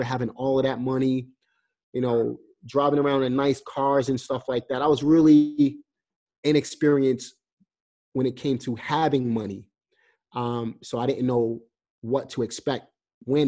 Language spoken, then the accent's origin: English; New York City, New York, United States; moved away as an adult; now in North Carolina, United States; I'm coming from New York